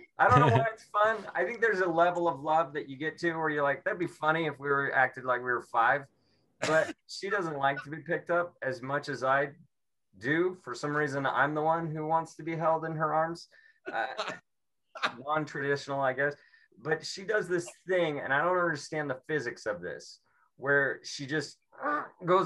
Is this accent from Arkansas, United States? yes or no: no; Seattle, Washington, United States